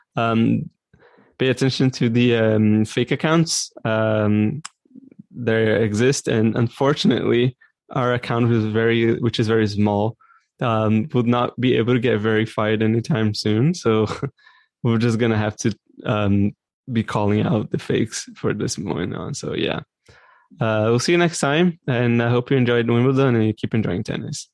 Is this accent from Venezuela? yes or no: no; Brazil; now in Canada; I was born and raised in Brazil, but now I live in Canada